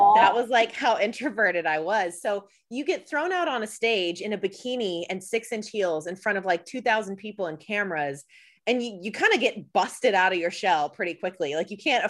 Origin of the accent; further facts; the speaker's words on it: outside of Atlanta, Georgia, United States; And so we grew up outside of Atlanta.